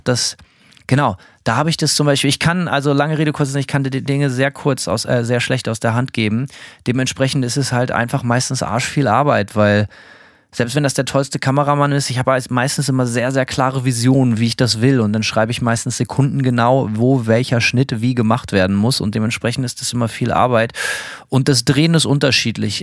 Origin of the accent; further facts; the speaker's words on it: Germany; moved away as an adult; now in United States; aus der alten Heimat